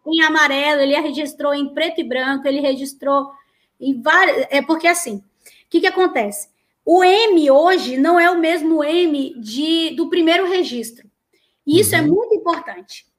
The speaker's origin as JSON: {"language": "Portuguese", "town": "Manaus", "region": "Amazonas", "country": "Brazil", "also_born_or_lived": "Amapá", "moved": "yes", "said": "Eu sou do norte, é, e eu morei muito, eu sou de Manaus, mas eu morei muitos anos no Amapá"}